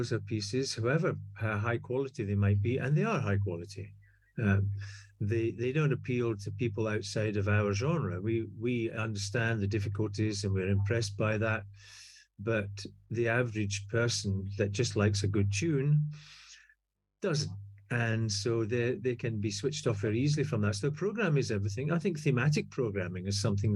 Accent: Scotland, United Kingdom; accent: Scottish; now in Pittsburgh, United States; as you can hear from my accent, I'm not Scottish for nothing.

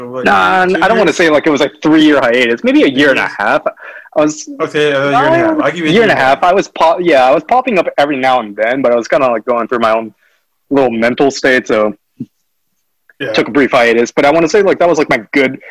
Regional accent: Fresno, California, United States; born or raised there; also born or lived in Oklahoma City, Oklahoma

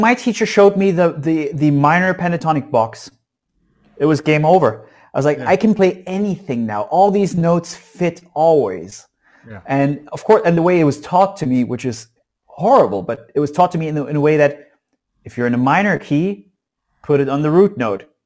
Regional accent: Saxony, Germany; So I was born in East Germany behind the wall, and I still live in in Saxony in East Germany these days.

